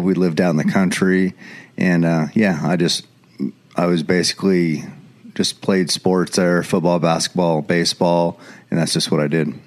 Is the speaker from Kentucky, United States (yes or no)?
no; Eugene, Oregon, United States; I was born and raised right here in Eugene, Oregon. Lived here my whole life.